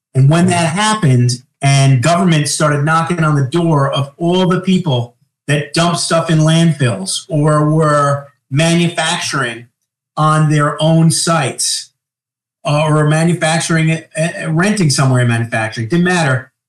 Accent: Long Island, New York, United States; moved away as an adult; also born or lived in Manhattan, New York; now in Greensboro, United States; I grew up on Long Island, and then my last 10 years was in Manhattan. Now I'm in Greensboro, North Carolina, since March of 2022

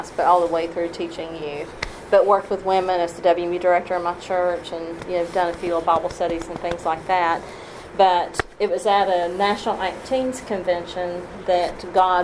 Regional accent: United States; also born or lived in Tennessee / Kentucky / Alabama; I was raised in churches in Tennessee and Kentucky

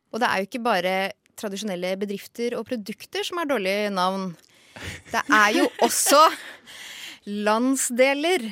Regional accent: Oslo, Norway; Vi i Oslo sier Vika

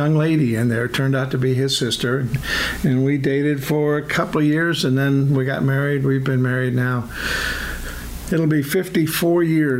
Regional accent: Virginia, United States; I was born here in Virginia, and I went to the University of Virginia

